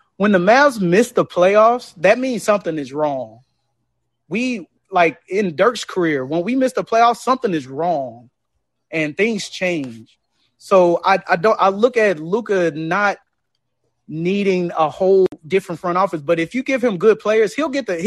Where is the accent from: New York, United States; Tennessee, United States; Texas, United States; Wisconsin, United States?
Texas, United States; Dallas; I was born and raised in Dallas